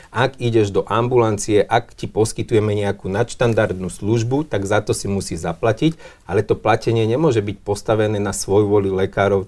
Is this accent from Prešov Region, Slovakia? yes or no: yes; Levoča, Prešov Region, Slovakia; v mojom rodnom meste, v Levoči